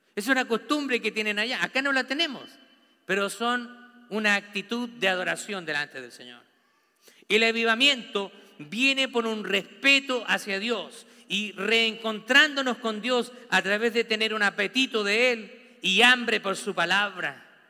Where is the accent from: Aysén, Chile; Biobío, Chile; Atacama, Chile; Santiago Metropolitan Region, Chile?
Santiago Metropolitan Region, Chile; Santiago; now in United States; Yo nací en, en Santiago de Chile. Vivo en una cultura americana